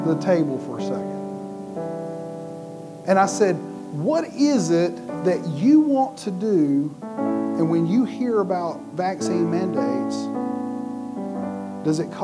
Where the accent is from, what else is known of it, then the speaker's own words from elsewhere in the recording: United States; I'm a red-blooded American like everybody else